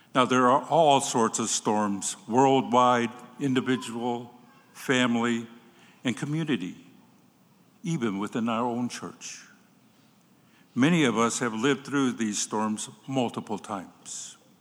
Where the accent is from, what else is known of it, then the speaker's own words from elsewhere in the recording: Cochiti Pueblo Reservation, New Mexico, United States; When I was a little boy growing up on the Coche de Pueblo Reservation in New Mexico